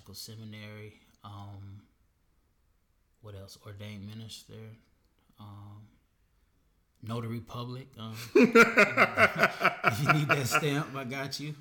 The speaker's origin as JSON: {"language": "English", "region": "Florida", "country": "United States", "tie": "born or raised there", "also_born_or_lived": "Atlanta, Georgia", "said": "I'm from Atlanta originally, but yeah. I grew up in Florida"}